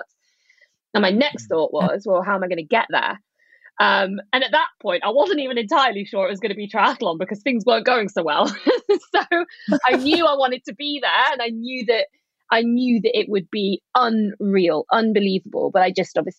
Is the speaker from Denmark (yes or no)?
no; United Kingdom; also born or lived in Leeds / Bath; my home country